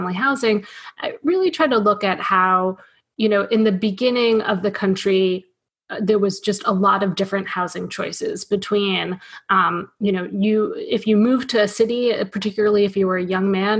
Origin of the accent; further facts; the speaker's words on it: New York City, New York, United States; now in Philadelphia, United States; I grew up in New York City. I grew up in apartment buildings.